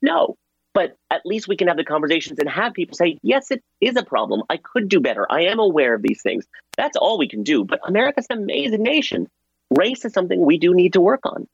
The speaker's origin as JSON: {"language": "English", "country": "Pakistan", "tie": "born or raised there", "moved": "yes", "lives_now": "United States", "said": "I was born in Pakistan"}